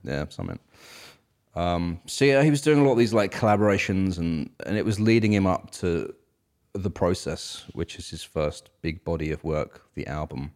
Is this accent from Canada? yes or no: no; United Kingdom; now in United States; us British folks